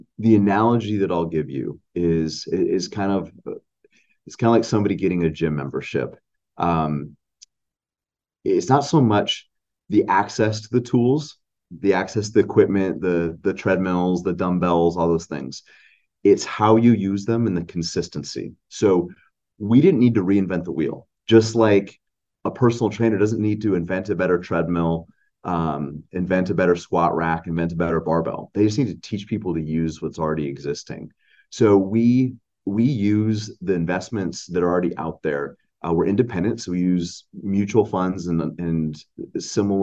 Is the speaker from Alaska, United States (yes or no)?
yes; Anchorage, Alaska, United States; we grew up here in Anchorage, Alaska